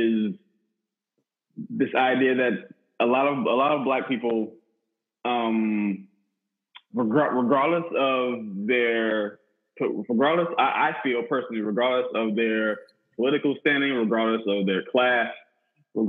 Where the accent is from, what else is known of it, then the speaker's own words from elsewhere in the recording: Conway, South Carolina, United States; moved away as an adult; also born or lived in Myrtle Beach, South Carolina; now in Spartanburg, United States; I live in Spartanburg now, but I'm from Myrtle Beach, South Carolina. I was born and raised in Conway.